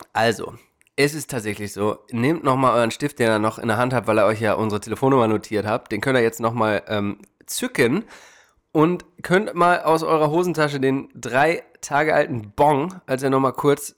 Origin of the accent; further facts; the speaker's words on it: Germany; now in United States; bei uns läuft aber einiges daneben